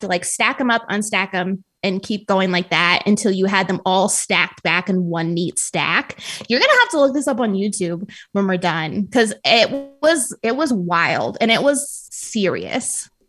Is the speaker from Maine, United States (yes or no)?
no; Colorado Springs, Colorado, United States; So I liked growing up in Colorado Springs, but there wasn't a ton of diversity and you were just kind of bored.